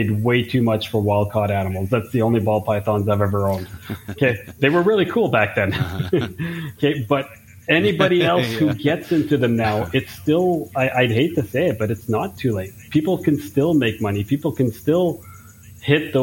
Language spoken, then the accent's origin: English; Canada; I'm from Canada